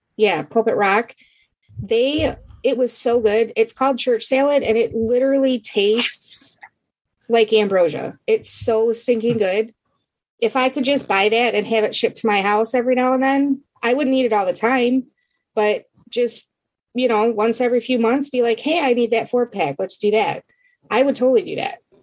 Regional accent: Michigan, United States; I'm from Michigan.

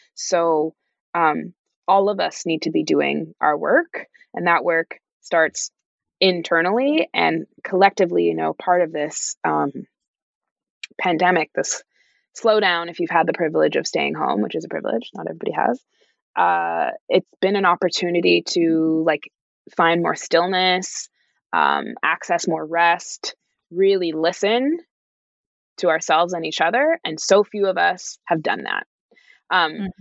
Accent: Canada; being a Canadian currently in Canada

